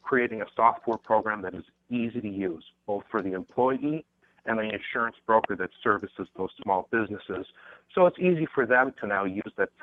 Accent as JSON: {"language": "English", "region": "Minnesota", "country": "United States", "moved": "yes", "lives_now": "San Francisco, United States", "said": "I'm from Minnesota originally, and now I'm in San Francisco"}